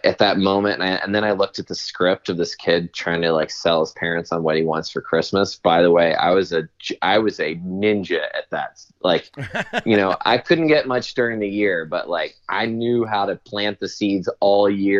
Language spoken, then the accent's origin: English; Southern United States, United States; Okay, well, I'm also from the South, so I apologize if I offend anyone.